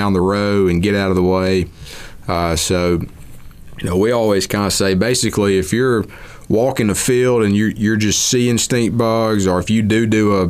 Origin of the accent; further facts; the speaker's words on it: Mississippi, United States; I'm from Mississippi